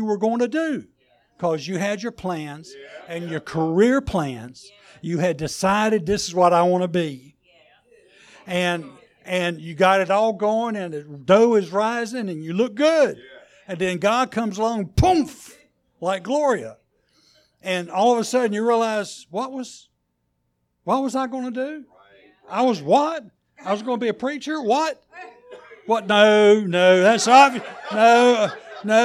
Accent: North Carolina, United States; You can tell I'm from North Carolina

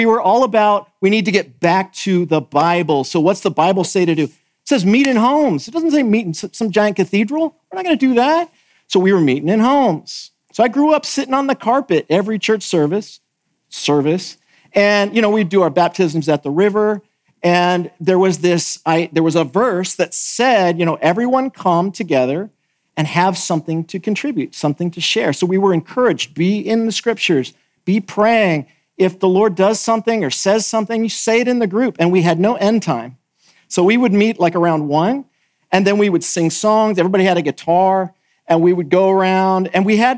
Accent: California, United States; moved away as an adult; also born or lived in the South (US); now in Southern United States, United States; I'm from California

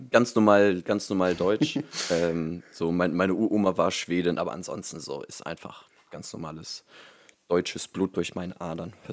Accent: Groningen, Netherlands; born there; ich komme aus der Holland, ich komme aus den Niederlanden, ich bin gebürtiger Groninger

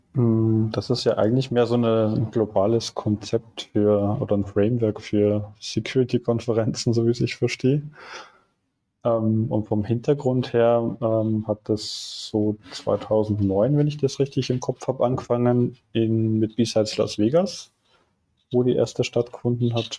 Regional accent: Austria; moved away as an adult; now in Munich, Germany; Ich äh, komme eigentlich aus Österreich und mich hat es irgendwann nach dem Studium nach München verschlagen

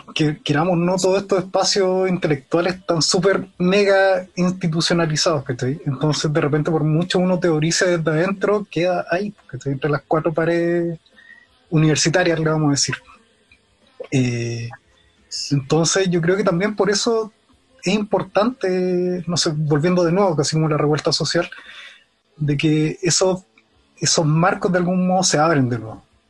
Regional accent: Puente Alto, Santiago Metropolitan Region, Chile; Yo no soy santiaguino de algún modo, soy un guan de Puente Alto

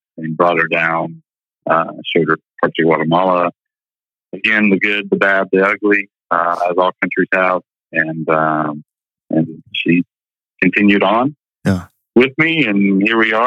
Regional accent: Georgia, United States; moved away; the Georgia upbringing

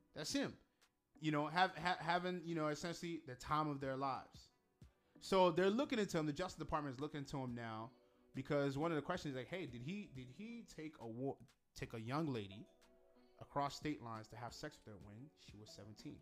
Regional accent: Nigeria; I'm actually more proud to be Igbo than Nigerian.

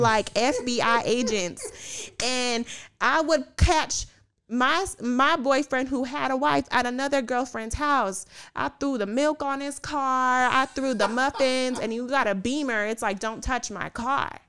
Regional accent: Puerto Rico; I'm Puerto Rican

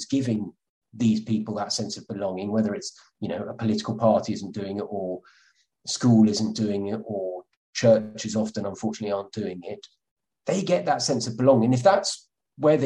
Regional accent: Somerset, South West England, United Kingdom; I'm from Somerset

